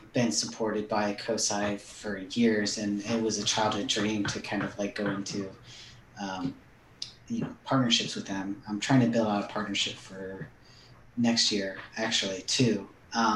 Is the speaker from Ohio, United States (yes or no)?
yes; Anna, Ohio, United States; also born or lived in Sidney, Ohio; I moved in sixth grade. I moved from Sydney, Ohio to Anna